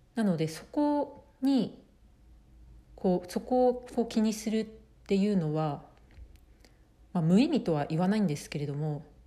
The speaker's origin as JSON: {"language": "Japanese", "country": "Japan", "tie": "born or raised there", "moved": "as an adult", "lives_now": "United States", "said": "私は生まれ育ち日本なので日本でずっと、まあ、生活をしてきて"}